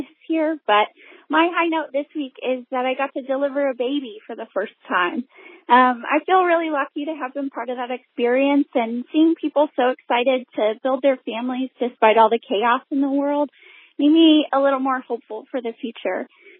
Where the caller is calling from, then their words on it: Cincinnati, Ohio, United States; I'm calling from Cincinnati.